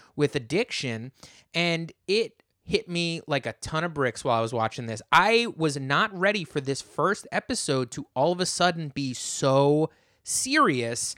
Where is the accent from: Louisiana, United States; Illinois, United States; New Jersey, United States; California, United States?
New Jersey, United States; my hometown in New Jersey.